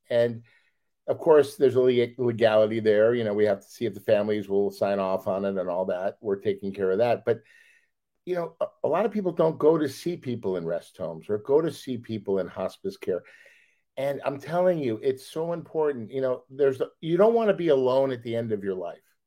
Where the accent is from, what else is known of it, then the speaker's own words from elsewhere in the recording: Los Angeles, California, United States; we're all from Los Angeles